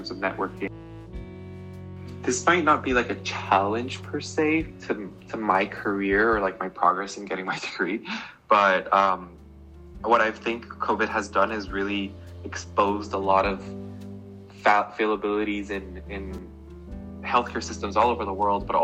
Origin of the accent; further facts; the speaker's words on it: Guatemala City, Guatemala Department, Guatemala; moved away as an adult; also born or lived in Atlanta, United States; now in Boston, United States; I was born and raised in Guatemala City, Guatemala.